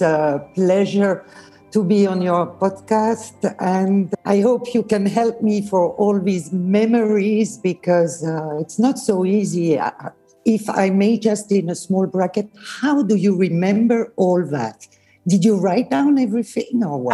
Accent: Lausanne, Vaud, Switzerland; first language Swiss German; English is a second language; also born or lived in Bern; I was born in Bern, but I grew up in Lausanne.

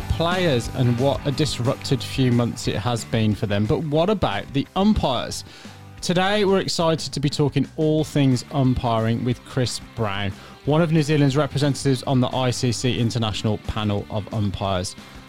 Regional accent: England, United Kingdom; accent: English; I'm an Englishman, as you can probably tell from my accent

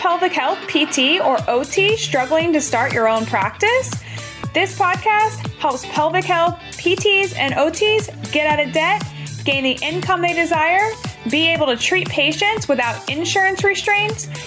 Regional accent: Atlanta, Georgia, United States; I'm from Atlanta and I'm from that area.

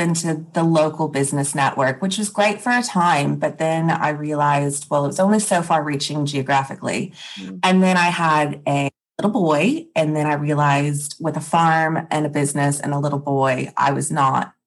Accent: Texas, United States; also born or lived in Wheat Belt, Western Australia; now in Western Australia, Australia; I'm originally from Texas

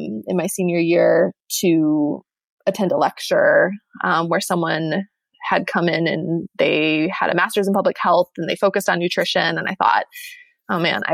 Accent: Michigan, United States; I'm from Michigan

